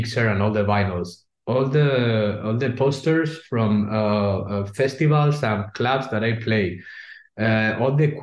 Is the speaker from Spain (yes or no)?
yes; Spain; English is a second language; moved away as an adult; now in Germany; we are not from Germany. I'm from Spain.